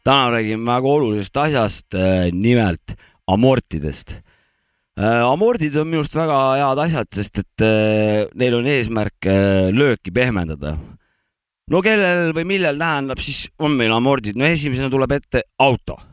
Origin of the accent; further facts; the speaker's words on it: Kilingi-Nõmme, Pärnu County, Estonia; meie kodulinna Kilingi-Nõmme.